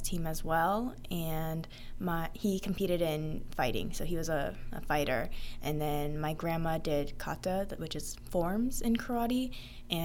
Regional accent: Las Vegas, Nevada, United States; also born or lived in Monroe, Louisiana; I was born in Monroe, Louisiana, and my family came to Las Vegas when I was about 1 year old.

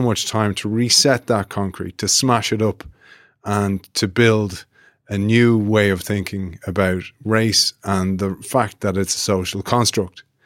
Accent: Ireland; Although I'm Irish

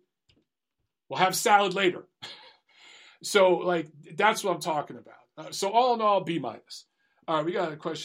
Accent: Detroit, Michigan, United States; I'm from Detroit.

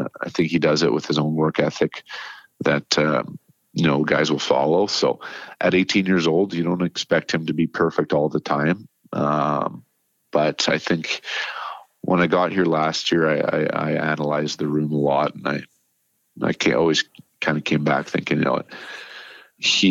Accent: Nanaimo, British Columbia, Canada; moved away; I was, again, just 24 years old in my hometown, coaching 20-year-olds

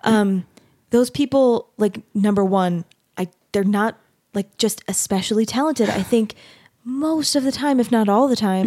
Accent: Mesa, Arizona, United States; now in Utah, United States; I grew up in Mesa, Arizona

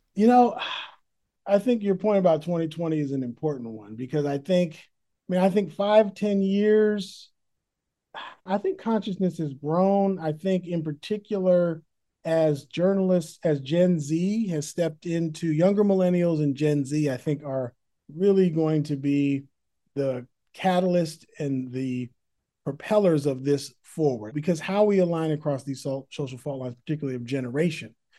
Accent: Berkeley, California, United States; born or raised there; also born or lived in San Francisco, California; now in Oakland, United States

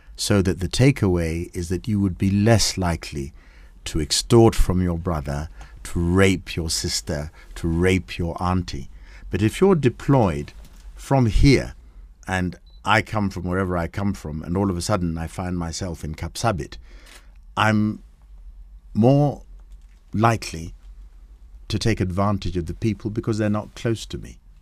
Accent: Kenya; we're both Kenyan.

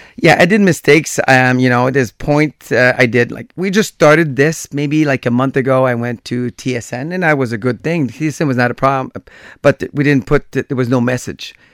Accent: Gatineau, Quebec, Canada; I grew up in Gatineau. That's where I was growing

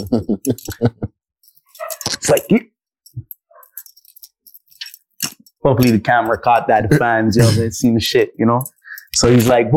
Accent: Toronto, Ontario, Canada; I said, Toronto

